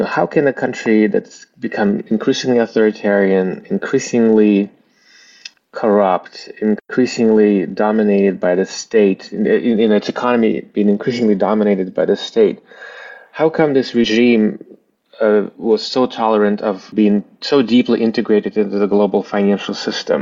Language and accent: English; Bishkek, Kyrgyzstan; first language Russian; English is a second language; moved away; also born or lived in Eastern Ukraine; my family were citizens of Kyrgyzstan, and that's where I grew up, in Bishkek, Kyrgyzstan. You know, grew up speaking Russian